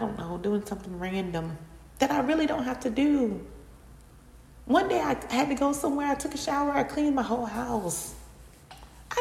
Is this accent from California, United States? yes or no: no; Florida, United States; I'm from Florida. So I'm in Florida currently.